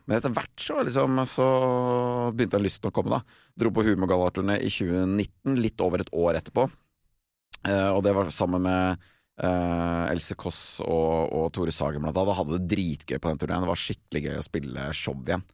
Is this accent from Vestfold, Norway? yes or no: yes; Vestfold, Norway; hjemme i Vestfold